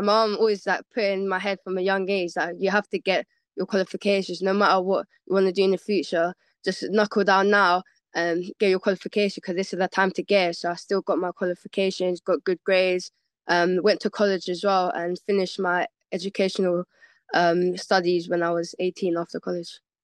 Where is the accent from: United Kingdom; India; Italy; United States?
United Kingdom; London; I was born in London, born and raised West of London. Um, I'm from Shepherd's Bush